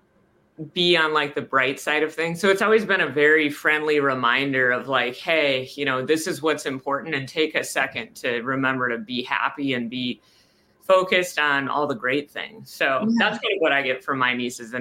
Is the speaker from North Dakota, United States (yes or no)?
yes; North Dakota, United States; moved away as an adult; also born or lived in Omaha, Nebraska; grew up, was born in North Dakota